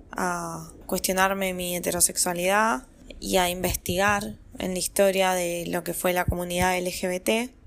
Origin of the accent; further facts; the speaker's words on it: La Plata, Buenos Aires Province, Argentina; tengo 30 años y soy de La Plata.